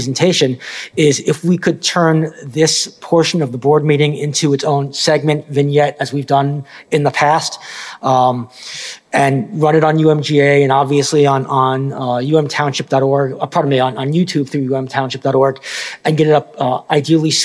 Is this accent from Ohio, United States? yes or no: no; Long Island, New York, United States; moved away; The Levittown pool that I went to growing up on Long Island, North Woodmere Park